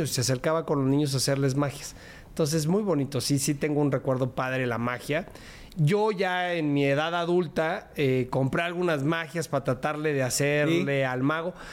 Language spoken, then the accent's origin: Spanish; Mexico City, Mexico; born there; Pues mira, eh, yo nací aquí en la Ciudad de México.